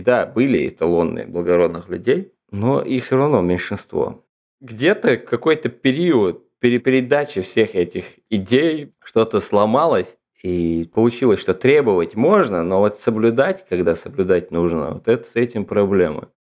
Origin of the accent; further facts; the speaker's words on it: Ingushetia, Russia; moved away as an adult; now in Moscow, Russia; я родом из Республики Ингушетия